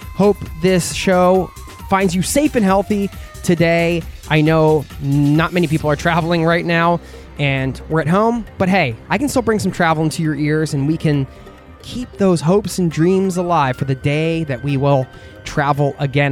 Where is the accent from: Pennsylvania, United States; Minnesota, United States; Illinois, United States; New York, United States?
Pennsylvania, United States; outside of Philadelphia; I grew up in the Northeast outside of Philadelphia